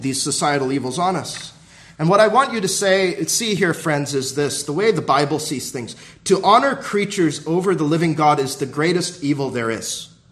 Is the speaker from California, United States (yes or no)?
yes; Southern California, United States; when I was growing up in Southern California